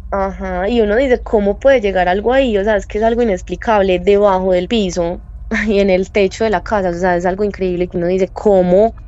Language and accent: Spanish; Medellín, Antioquia, Colombia; Soy de Medellín